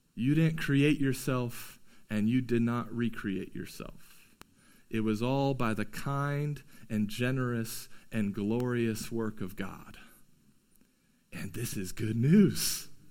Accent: United States; we as American Christians

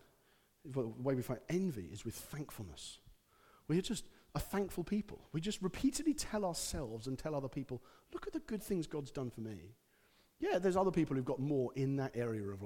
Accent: United Kingdom; being British

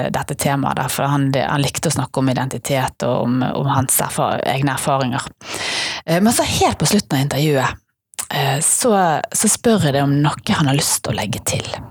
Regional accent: Bergen, Vestland, Norway

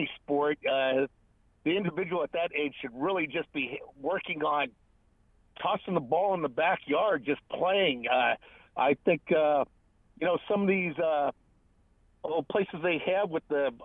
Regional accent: Nebraska, United States; moved away; I was from Nebraska

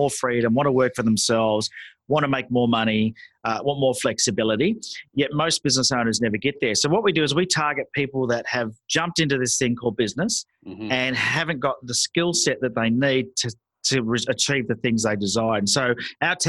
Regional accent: Sydney, New South Wales, Australia; I was born in Sydney, Australia. My parents were from England, so I'm first generation here

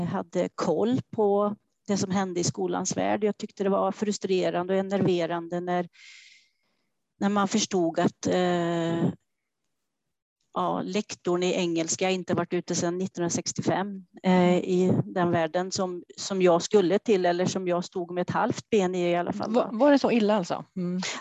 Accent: Trollhättan, Västra Götaland, Sweden; Ja, till och med här eh, i Västra Tune, men jag har flyttat längst ifrån eh, mamma och pappa, eh, så en och en halv kilometer.

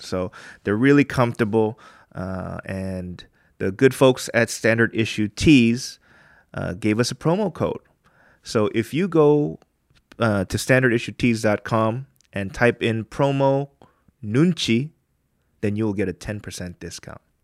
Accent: United States; now in Korea; we're from there

